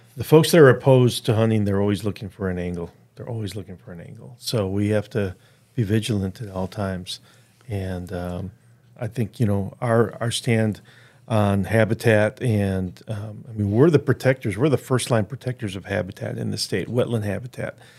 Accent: Chicago, Illinois, United States; moved away as an adult; also born or lived in Orange County, California / Humboldt, California; now in California, United States; I grew up in Chicago. I actually was in the city of Chicago, city limits through seventh grade

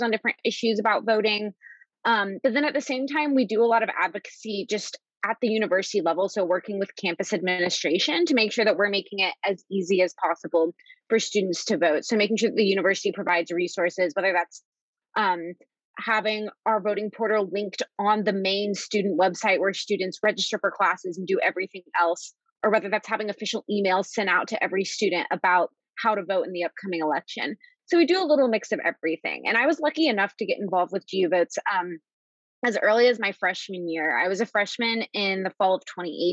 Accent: Nashville, Tennessee, United States; moved away as an adult; now in Washington, D.C., United States; I am from Nashville, Tennessee, lived there all growing up

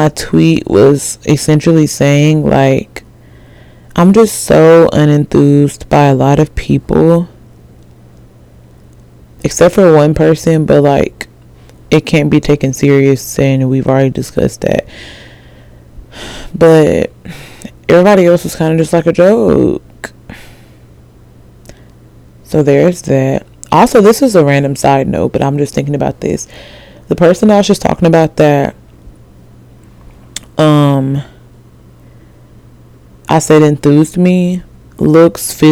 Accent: Alabama, United States; I'm from Alabama.

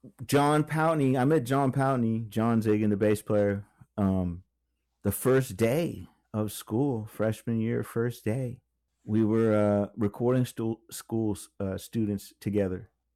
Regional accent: Virginia Beach, Virginia, United States; also born or lived in Lakeland, Florida; But yeah, I grew up in Virginia Beach when I was a little kid. And then we moved to Lakeland, Florida.

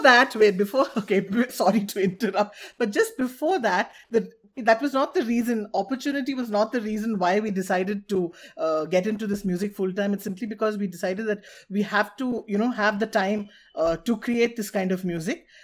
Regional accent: Bangalore, Karnataka, India; both of us have grown up in Bangalore

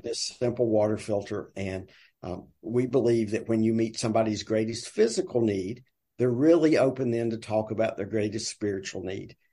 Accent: the South, Southern United States, United States; accent: deep Southern; now in Tuscaloosa, United States; my deep Southern accent

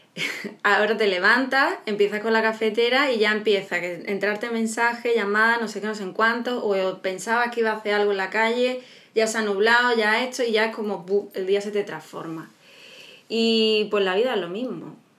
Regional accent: Málaga, Andalusia, Spain; somos de Málaga, Andalucía, España

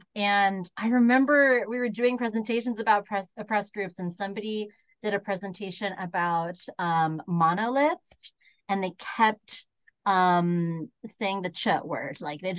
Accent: United States; And like what's interesting too is like as a Filipino American, I actually don't feel a lot of acceptance into like East Asian spaces.

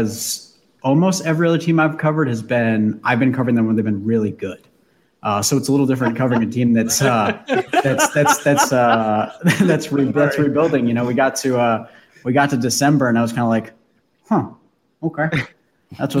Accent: Bend, Oregon, United States; now in Chicago, United States; I grew up in Oregon. I'm from Oregon originally

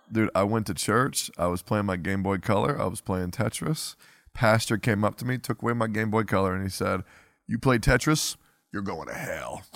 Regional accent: Woodstock, Virginia, United States; I grew up in Woodstock, Virginia

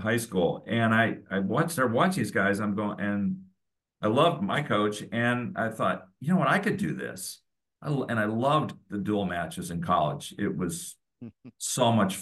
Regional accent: San Lorenzo, California, United States; I grew up in the East Bay, a little town called San Lorenzo, which nobody knows where it is, but it's just south of Oakland along the bay

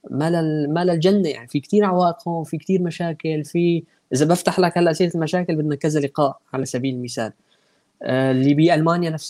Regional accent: Aleppo, Aleppo Governorate, Syria; now in Istanbul, Turkey; انا ابن ابن حلب يعني وطلعت من حلب من كم سنه فبالتالي التجربه كلها يعني تشربتها مو بس مو بس عشتها يعني

